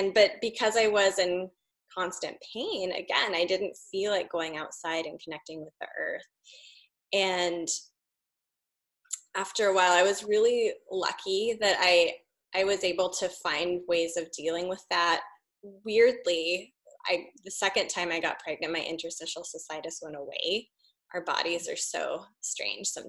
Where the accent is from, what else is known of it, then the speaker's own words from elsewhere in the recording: Walla Walla, Washington, United States; moved away; I grew up in Eastern Washington. And we would always, I grew up in Walla Walla